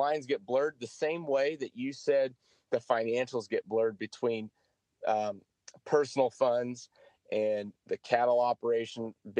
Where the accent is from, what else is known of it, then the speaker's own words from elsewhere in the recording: California, United States; I'm from California and everyone thinks I'm a vegan because I live out here